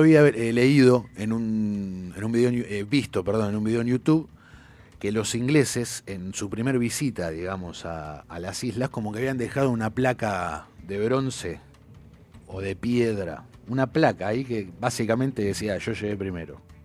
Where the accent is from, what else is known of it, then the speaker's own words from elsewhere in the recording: Argentina; soy argentino